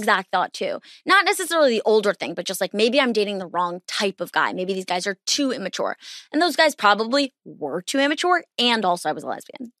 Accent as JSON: {"language": "English", "region": "East Coast", "country": "United States", "said": "I'm from the East Coast"}